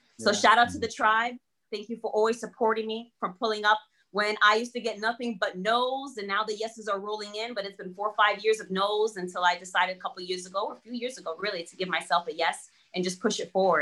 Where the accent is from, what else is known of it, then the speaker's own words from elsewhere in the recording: United States; English is a second language; I wasn't a very confident child growing up in the US. I didn't speak English